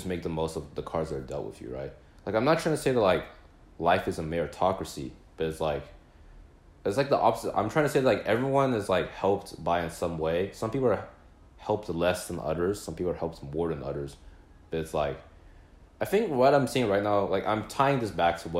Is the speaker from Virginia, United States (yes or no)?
no; Plano, Texas, United States; moved away; we're from Plano